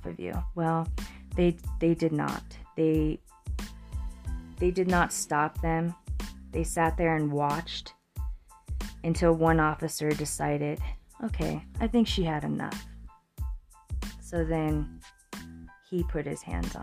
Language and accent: English; Fremont County, Colorado, United States; my hometown, Fremont County, Colorado